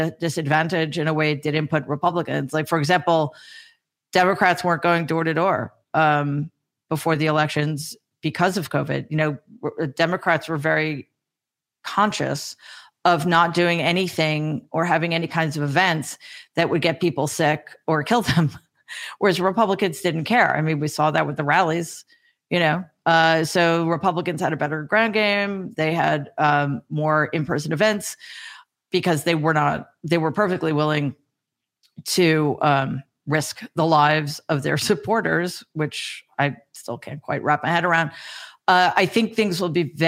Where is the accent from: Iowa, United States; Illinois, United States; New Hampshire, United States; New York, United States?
New York, United States; I'm from New York